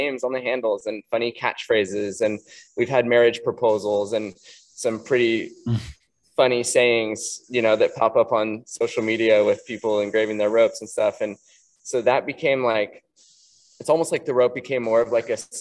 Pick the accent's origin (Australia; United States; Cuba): United States; Santa Cruz, California; we grew up in the Santa Cruz area